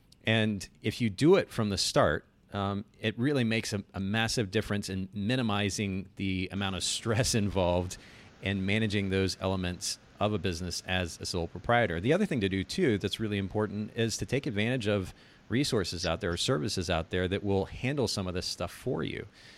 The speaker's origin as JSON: {"language": "English", "country": "Japan", "tie": "born or raised there", "said": "so I grew up in Japan. I spent about 10 years there."}